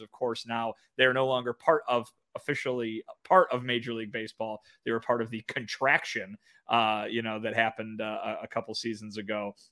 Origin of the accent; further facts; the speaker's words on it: Kane County, Illinois, United States; my hometown is the home of the Kane County Cougars